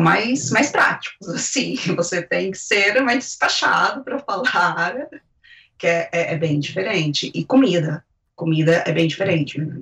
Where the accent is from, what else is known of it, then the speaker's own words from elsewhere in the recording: Brazil; moved away as an adult; now in Spain; eu constava como brasileira